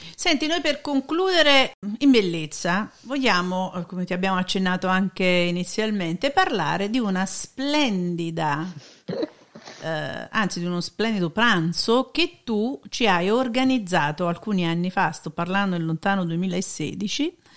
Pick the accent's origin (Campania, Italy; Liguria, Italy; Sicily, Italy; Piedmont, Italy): Campania, Italy; Naples; io vengo da Napoli, la città della pizza